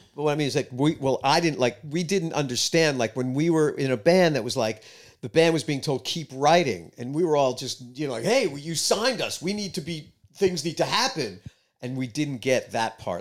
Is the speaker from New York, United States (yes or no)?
yes; New York City, New York, United States; moved away as an adult; also born or lived in East Village, New York City; now in Nashville, United States; I grew up in Queens, closer to Long Island